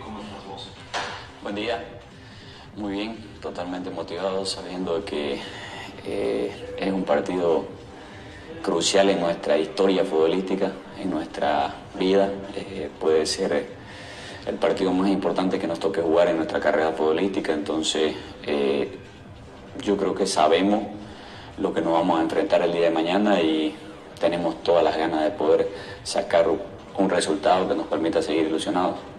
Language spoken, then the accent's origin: Spanish; Bolivia; nosotros como, como bolivianos